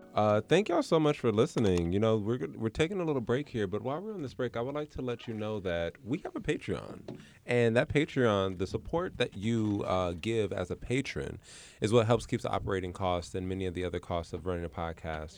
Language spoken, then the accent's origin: English; Los Angeles, California, United States; where I grew up in South Central